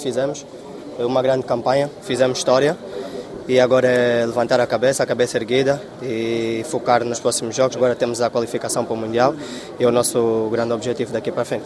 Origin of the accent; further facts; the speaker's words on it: Angola; enquanto angolanos